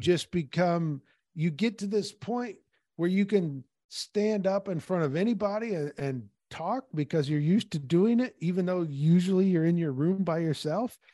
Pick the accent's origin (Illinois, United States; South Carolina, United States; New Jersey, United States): Illinois, United States; Peoria; when I was growing up in Peoria